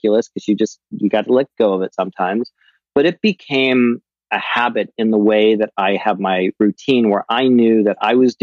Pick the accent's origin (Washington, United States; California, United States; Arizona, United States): California, United States